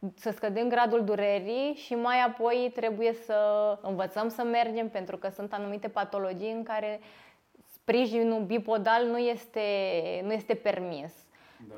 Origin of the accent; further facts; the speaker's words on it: Târgu Jiu, Gorj, Romania; Târgu Jiu, orașul meu natal